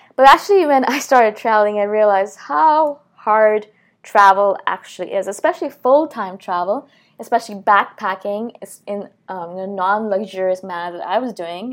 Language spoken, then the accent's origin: English; New Delhi, Delhi, India; moved away; I'm from India originally, I was born in New Delhi